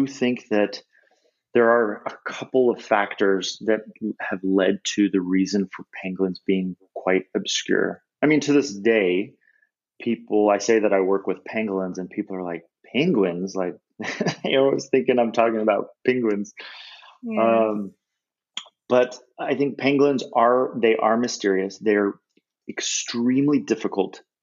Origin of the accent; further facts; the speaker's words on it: United States; I'm an American